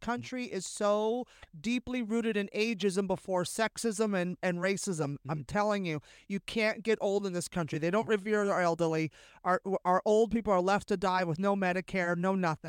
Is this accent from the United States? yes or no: yes; Bay Area, California, United States; growing up in the Bay Area